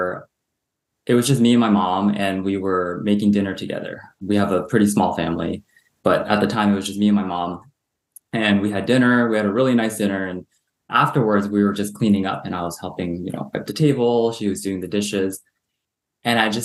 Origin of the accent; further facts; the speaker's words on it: Southern California, United States; also born or lived in Hong Kong; I grew up in Southern California in a very suburban